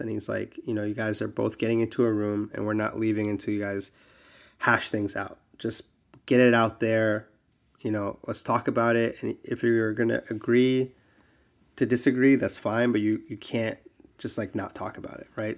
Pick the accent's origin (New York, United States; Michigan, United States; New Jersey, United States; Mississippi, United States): New Jersey, United States; I grew up in Jersey